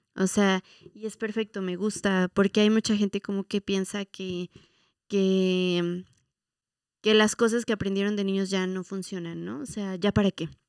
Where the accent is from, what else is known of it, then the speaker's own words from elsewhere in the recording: Mexico; la identidad que nos ha costado mucho trabajo como mexicanos